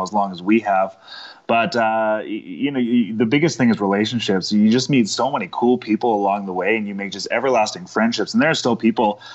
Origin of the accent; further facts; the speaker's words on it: Saskatoon, Saskatchewan, Canada; I grew up in Saskatoon, Saskatchewan